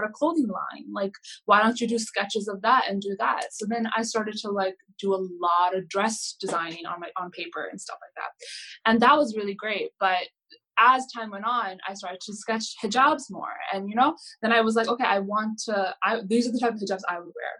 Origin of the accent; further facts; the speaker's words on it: New Jersey, United States; moved away as an adult; now in New York, United States; I'm originally from New Jersey, and I moved here around a year and a half ago